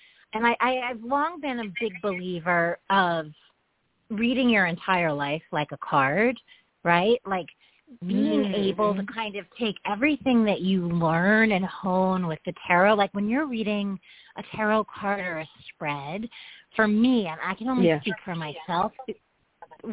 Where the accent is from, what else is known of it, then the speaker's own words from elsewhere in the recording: New York City, New York, United States; being a New Yorker, like, you know, and I can only speak for my city